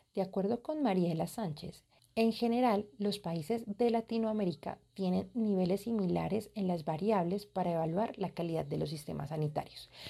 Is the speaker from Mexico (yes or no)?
no; Colombia; Yo soy colombiana y como colombiana